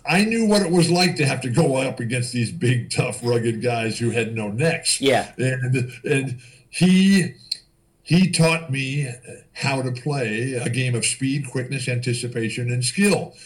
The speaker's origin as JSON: {"language": "English", "town": "San Diego", "region": "California", "country": "United States", "tie": "born or raised there", "said": "my hometown of San Diego"}